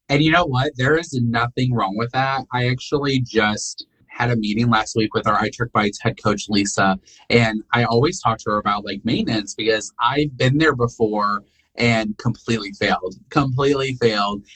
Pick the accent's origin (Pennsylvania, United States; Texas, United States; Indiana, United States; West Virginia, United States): Indiana, United States; Rensselaer; moved away as an adult; now in Alabama, United States; I was from Rensselaer, Indiana